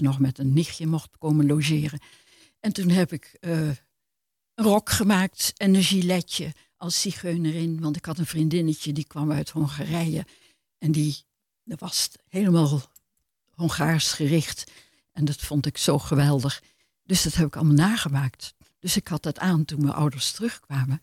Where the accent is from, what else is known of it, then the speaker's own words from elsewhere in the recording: Amsterdam, North Holland, Netherlands; moved away as an adult; also born or lived in Maastricht; ik ben geboren in Amsterdam, dus dat is mijn jeugd geweest